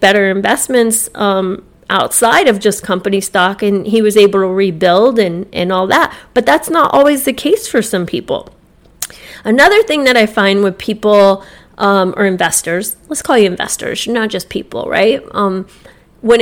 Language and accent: English; Jupiter, Florida, United States; Growing up in Jupiter